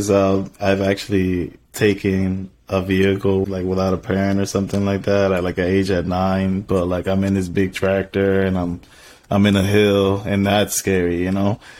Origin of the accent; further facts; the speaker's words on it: U.S. Virgin Islands; moved away; I was born on the in Saint Croix, so it, it was definitely a, a, little bit of a, a, mix of everything that the Caribbean has to offer.